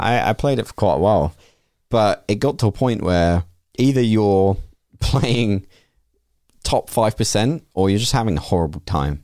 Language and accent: English; United Kingdom; we're British